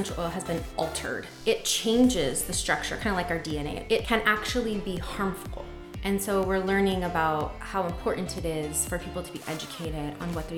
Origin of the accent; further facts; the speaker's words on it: Pocatello, Idaho, United States; So I grew up in Pocatello, Idaho